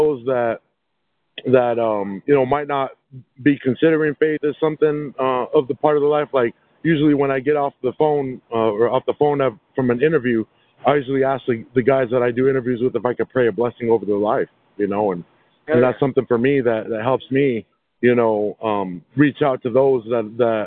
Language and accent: English; Albuquerque, New Mexico, United States; I grew up in New Mexico. I grew up in the South Valley